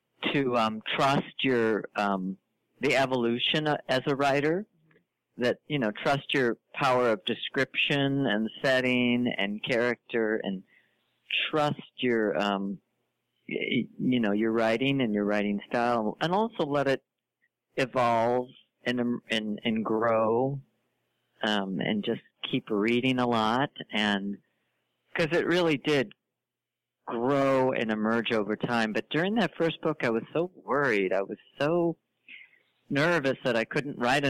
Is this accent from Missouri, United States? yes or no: yes; St. Louis, Missouri, United States; I'm from St. Louis